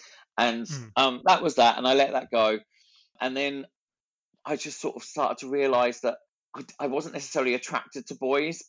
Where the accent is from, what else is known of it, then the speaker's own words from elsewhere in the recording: Ipswich, Queensland, Australia; accent: Australian; Well, despite the Australian accent that I have, I'm actually from Ipswich, and I grew up there. I was born there, and I started to dance at 3 years old.